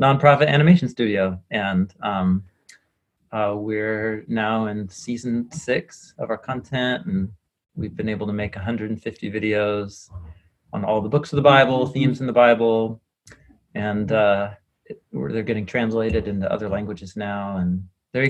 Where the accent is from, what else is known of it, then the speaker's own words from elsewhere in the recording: Portland, Oregon, United States; I'm a guy from Portland, and I grew up here in Portland